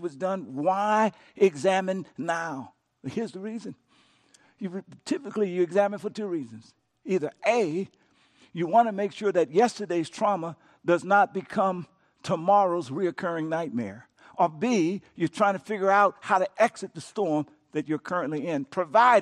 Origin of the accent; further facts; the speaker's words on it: Louisiana, United States; my home state of Louisiana